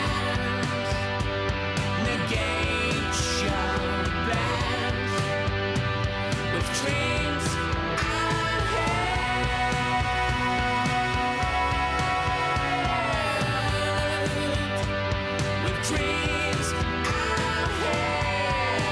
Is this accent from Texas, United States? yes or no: yes; Texas, United States; I'm a hayseed from Texas